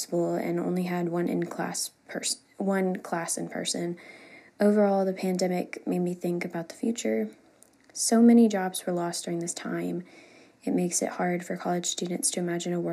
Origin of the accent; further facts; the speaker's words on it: Biloxi, Mississippi, United States; also born or lived in Hattiesburg, Mississippi; I'm from Biloxi, Mississippi